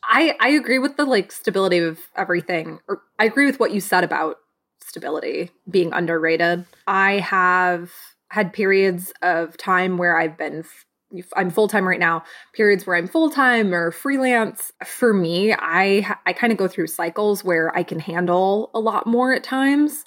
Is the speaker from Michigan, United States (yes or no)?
yes; Michigan, United States; now in Los Angeles, United States; I am originally from Michigan, and now I am a Los Angeles-based writer, director, and producer